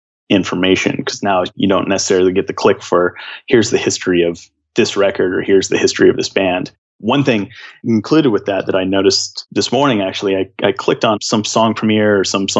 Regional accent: Seattle, Washington, United States; I'm from the Seattle area, and I was a big alt kid, so we had 107.7

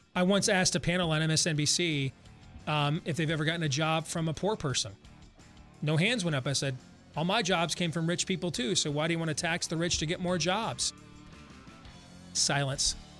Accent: Iowa, United States; We're from Iowa

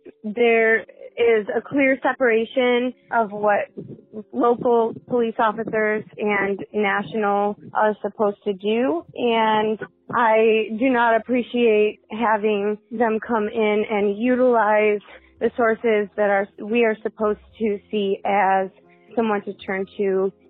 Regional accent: Dallas, Texas, United States; from Dallas, Texas

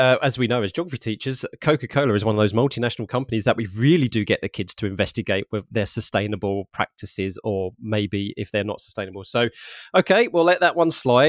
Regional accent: London, United Kingdom; I'm from London myself-ish

